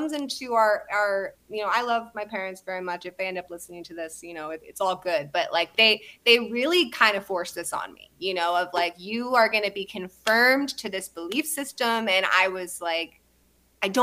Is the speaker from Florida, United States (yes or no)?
no; Santa Barbara, California, United States; I was born in Santa Barbara.